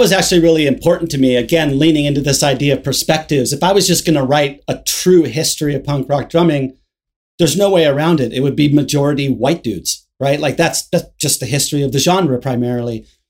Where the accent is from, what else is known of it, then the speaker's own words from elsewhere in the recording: Hermosa Beach, California, United States; also born or lived in Los Angeles; Hermosa Beach, which is where I grew up in Southern California.